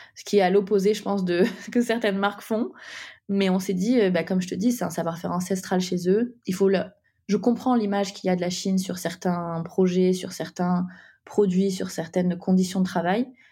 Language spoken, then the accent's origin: French; Nîmes, Occitania, France; now in Paris, France; on vient du sud de la France, de Nîmes. On a on est toutes les deux montées à Paris